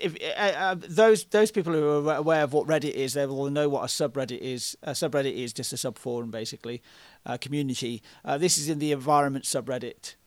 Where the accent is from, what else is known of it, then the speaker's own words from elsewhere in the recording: United Kingdom; I'm British